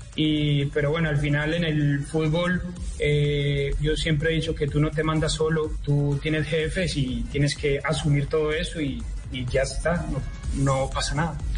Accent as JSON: {"language": "Spanish", "country": "Colombia", "moved": "yes", "said": "en Colombia tenemos mucho talento"}